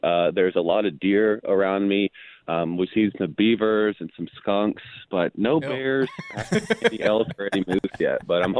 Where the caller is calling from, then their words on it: Montana, United States; Today, I'm calling you from Montana.